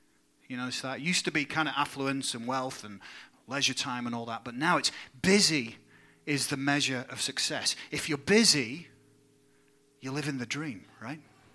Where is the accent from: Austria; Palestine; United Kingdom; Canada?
United Kingdom; England; now in United States; My home country of England